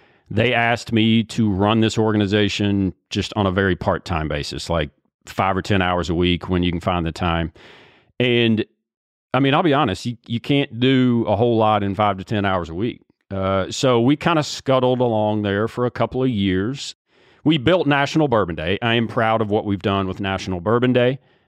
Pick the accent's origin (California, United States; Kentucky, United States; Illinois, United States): Kentucky, United States; Bardstown; also born or lived in Lexington; So I actually grew up in Bardstown. I was born in Lexington, moved to Bardstown when I was 5, grew up in the bourbon capital of the world, went to school in Lexington, and then moved to Atlanta for 4 years for work after school.